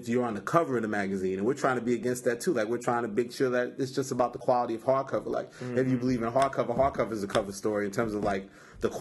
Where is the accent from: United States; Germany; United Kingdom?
United States; New York City, New York; I'm from Queens